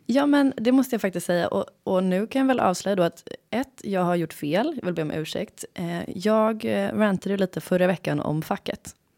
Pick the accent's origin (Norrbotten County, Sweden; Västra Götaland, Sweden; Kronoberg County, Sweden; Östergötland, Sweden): Västra Götaland, Sweden; Gothenburg; accent: göteborgska; now in Stockholm, Sweden; Jag är en glad göteborgare